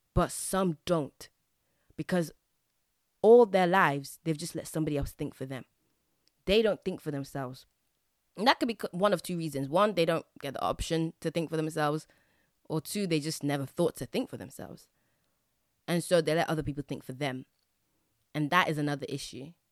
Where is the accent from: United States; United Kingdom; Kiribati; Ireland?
United Kingdom; England; I grew up in England